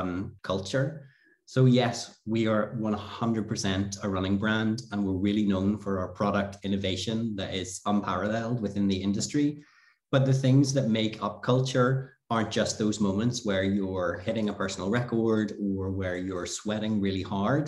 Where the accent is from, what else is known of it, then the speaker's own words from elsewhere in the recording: Ireland; moved away as an adult; now in Switzerland; I am from Ireland originally.